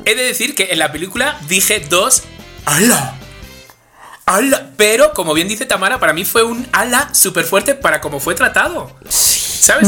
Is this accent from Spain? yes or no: yes; Spain; soy español